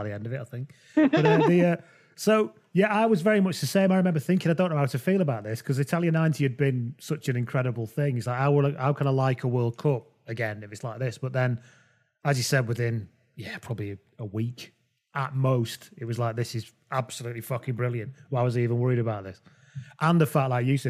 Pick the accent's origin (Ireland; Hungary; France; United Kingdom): United Kingdom; England; we're all English people